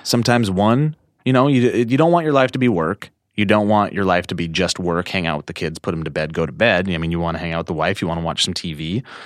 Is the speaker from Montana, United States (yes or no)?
yes; Columbia Falls, Montana, United States; also born or lived in Whitefish, Montana; I was born in Whitefish, Montana. but I grew up in Columbia Falls, Montana